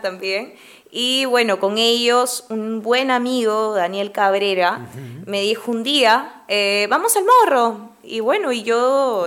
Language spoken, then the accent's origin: Spanish; Lima, Peru; mi familia es de clase media, entonces... es de Lima, sí, es de Lima. Eh, yo nací en Jesús María